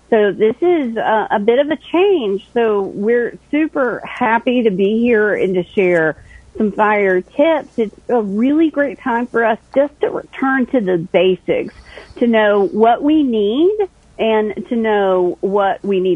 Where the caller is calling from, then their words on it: Greensboro, North Carolina, United States; I am joining you from Greensboro in North Carolina.